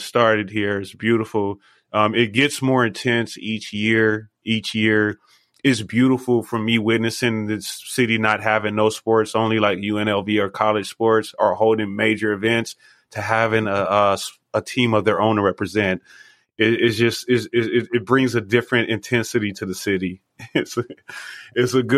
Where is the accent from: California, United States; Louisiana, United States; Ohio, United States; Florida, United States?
California, United States; Los Angeles; moved away as an adult; now in Las Vegas, United States; I'm originally from Los Angeles. We've been here for 20 years though